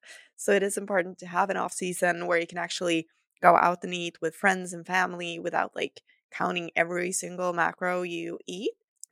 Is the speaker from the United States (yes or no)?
no; Sweden; accent: Swedish; English is a second language; remember, I'm not a native English speaker, so excuse some of my errors, and I hope you will enjoy my lovely Swedish accent.